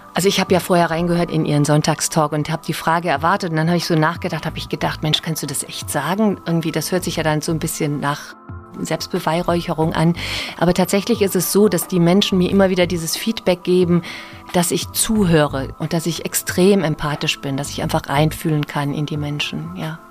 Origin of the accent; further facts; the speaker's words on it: Ahrweiler, Rhineland-Palatinate, Germany; moved away as an adult; also born or lived in Mainz; auch groß geworden bis ich 20 war, bin ich aufgewachsen in der Stadt